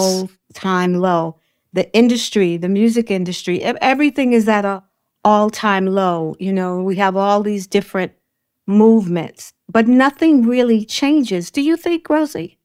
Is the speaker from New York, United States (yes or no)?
yes; New York City, New York, United States; I grew up in Brooklyn, Bedford Stuyvesant